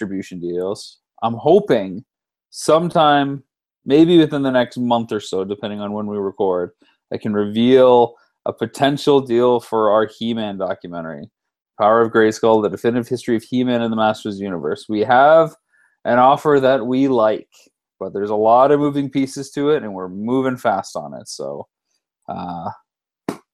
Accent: London, Ontario, Canada; my hometown

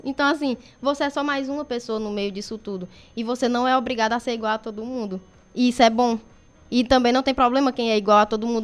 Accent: Crateús, Ceará, Brazil; sou natural de Crateús.

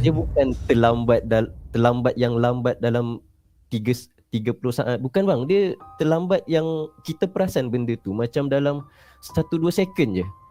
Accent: Melaka, Malacca, Malaysia; Saya asal dari Melaka

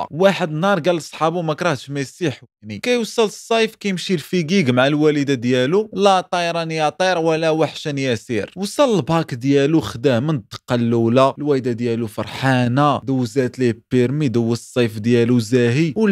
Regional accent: Morocco

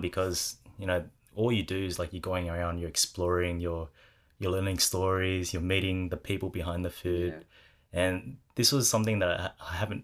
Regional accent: Sydney, New South Wales, Australia; also born or lived in Cabramatta; born and raised in Southwest Sydney

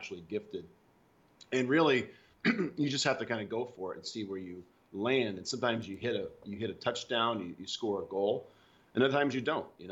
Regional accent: Alabama, United States; also born or lived in Seattle; now in Los Angeles, United States; I was born in Alabama, which is a very southern state, United States

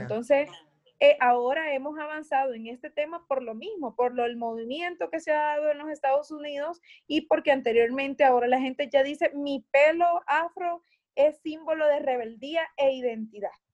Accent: Atiquizaya, Ahuachapán, El Salvador; acá en mi pueblo de Atiquizaya, donde soy.

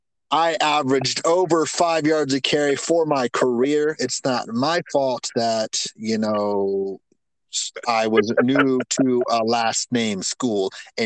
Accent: North Carolina, United States; now in Florida, United States; I was born in North Carolina.

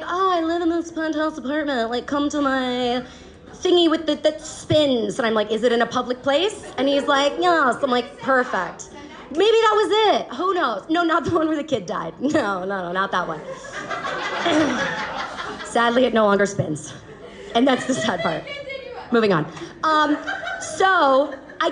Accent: Atlanta, Georgia, United States; moved away as an adult; now in China; I'm from Atlanta

